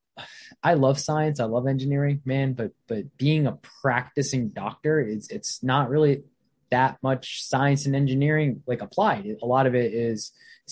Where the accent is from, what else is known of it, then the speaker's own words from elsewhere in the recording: Virginia, United States; also born or lived in Bangladesh / Canada / Baltimore, Maryland; I probably moved here to Baltimore, Maryland when I was about 5 years old. We've been living in Virginia ever since we moved from Baltimore when I was about 6 or 7. I grew up in Virginia